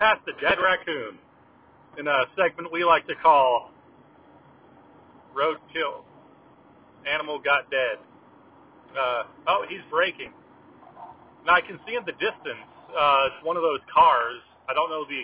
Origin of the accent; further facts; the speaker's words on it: Southern California, United States; now in Washington, United States; I am originally from Southern California